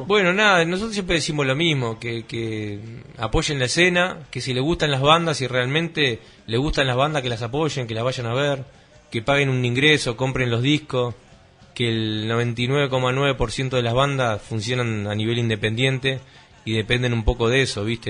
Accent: Uruguay; uno como, uruguayo

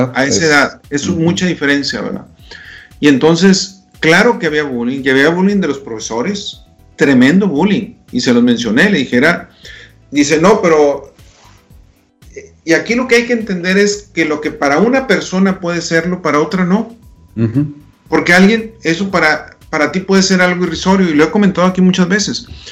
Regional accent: Delicias, Chihuahua, Mexico; moved away; me toca estar en Delicia, Chihuahua, mi ciudad natal

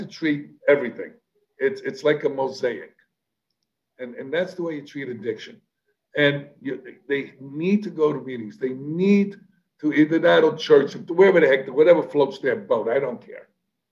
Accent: New York City, New York, United States; I'm a kid from the South Bronx. I'm a street kid

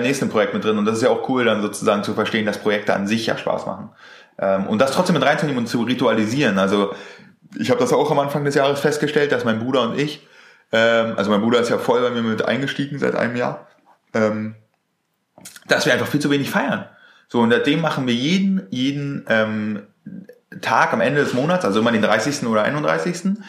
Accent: Germany; so sind wir einfach aufgewachsen hier in Deutschland.

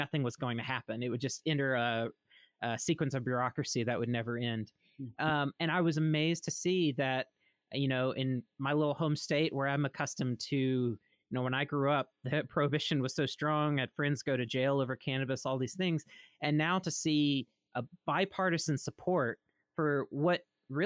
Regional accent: Mississippi, United States; moved away; I'm originally from Mississippi. So to see my home state

